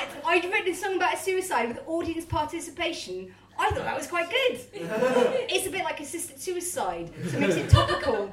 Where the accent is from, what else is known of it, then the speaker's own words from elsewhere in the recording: Matlock, Wales, United Kingdom; I grew up in Matlock, very small kind of like village town